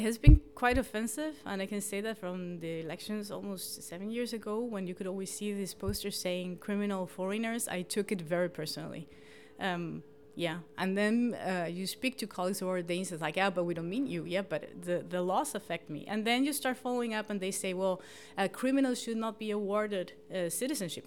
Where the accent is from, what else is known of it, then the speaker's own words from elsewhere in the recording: Colombia; moved away as an adult; now in Gladsaxe, Denmark; I'm forty-one, and I'm originally from Colombia